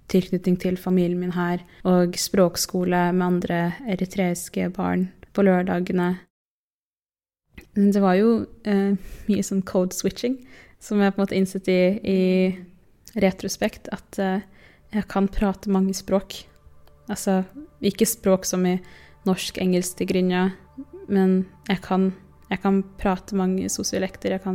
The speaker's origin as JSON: {"language": "Norwegian", "region": "Oslo", "country": "Norway", "said": "nå er jeg hun fra Groruddalen, og nå er jeg hun fra Årvoll, og nå er jeg hun fra Oslo, og nå er jeg hun ene mørke venninna."}